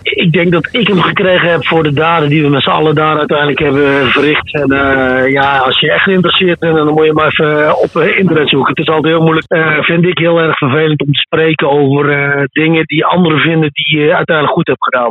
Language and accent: Dutch; Netherlands; in wat voor paradijs wij als Nederlanders leven